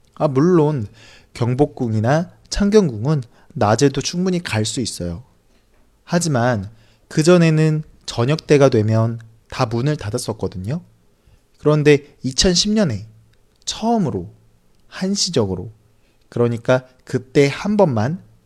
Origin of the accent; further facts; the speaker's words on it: South Korea; 저는 한국 사람이고